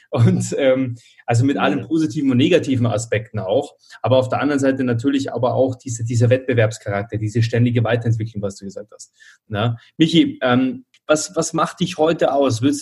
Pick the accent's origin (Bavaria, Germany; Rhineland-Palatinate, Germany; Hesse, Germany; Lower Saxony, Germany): Bavaria, Germany; Munich; ich komme ja auch aus dem Münchner Süden